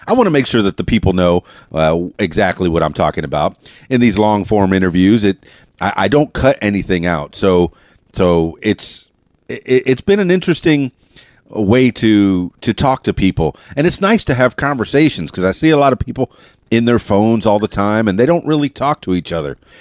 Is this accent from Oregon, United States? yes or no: no; Miami, Florida, United States; moved away; also born or lived in Davie, Florida; I'm, I'm from Miami, Florida, and I went to high school in in Fort Lauderdale, Florida, Davie, Florida